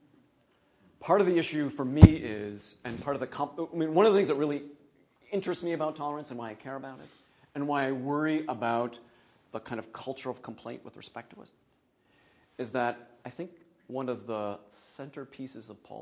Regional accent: Minnesota, United States; I'm from Minnesota

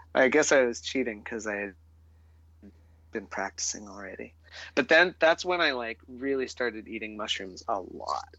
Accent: Arcata, California, United States; I was growing up in the Coast Redwood ecosystem of Humboldt County, California, uh-huh. on the North Coast, and in a small town called Arcata

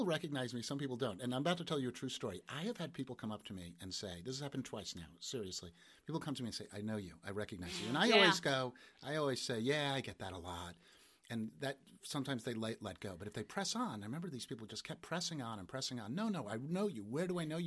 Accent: Hewlett, New York, United States; moved away as an adult; I grew up on Long Island

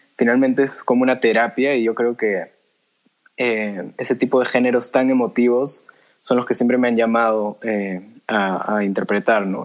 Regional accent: Peru; first language Spanish; soy peruano, nací aquí, mi, lengua materna es el español

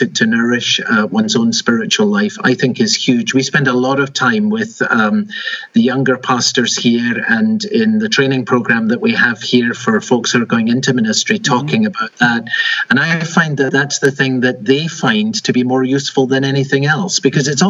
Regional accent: Edinburgh, Scotland, United Kingdom; moved away as an adult; also born or lived in London / Enfield; now in Arlington Heights, United States; I was born and raised in Edinburgh, Scotland

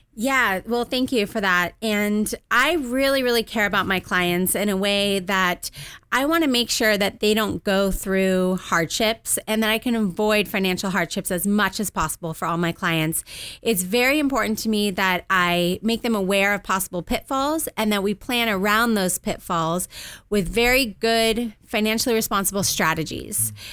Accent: Southern California, United States; also born or lived in Washington, D.C.; I moved out to Southern California when I was two years old with my parents

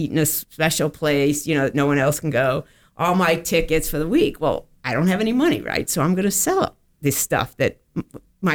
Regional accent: Connecticut, United States; also born or lived in Cincinnati; now in Florida, United States; I grew up in Connecticut, and as a kid, I went to the U.S. Open

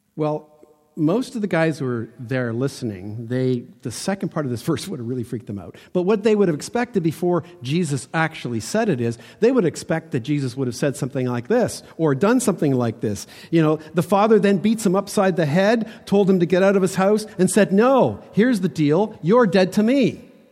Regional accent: Toronto, Ontario, Canada; I was born in North Toronto, ki, not quite the suburbs, but close

